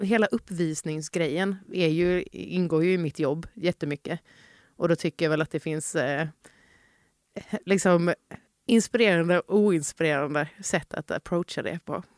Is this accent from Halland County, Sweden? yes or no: yes; Halmstad, Halland County, Sweden; moved away; also born or lived in Malmö; under min uppväxt i Halmstad